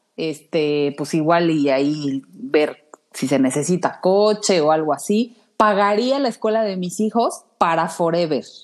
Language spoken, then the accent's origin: Spanish; Mexico; como mexicanos nos distinguen